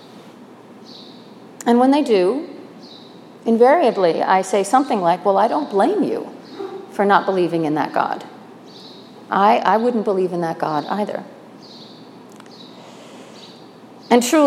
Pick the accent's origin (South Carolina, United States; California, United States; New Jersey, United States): New Jersey, United States; moved away; also born or lived in East Coast / Midwest / Minnesota; I was born in New Jersey, educated mostly on the East Coast, but I did spend 23 years of my adult life in the Midwest and 18 of those in Minnesota